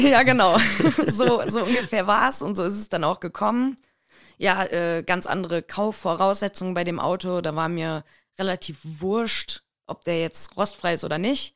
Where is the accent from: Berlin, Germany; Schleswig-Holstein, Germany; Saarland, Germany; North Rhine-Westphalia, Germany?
North Rhine-Westphalia, Germany; Siegburg; ich komme aus der Nähe von Bonn. Äh, mhm. Siegburg nennt sich der Ort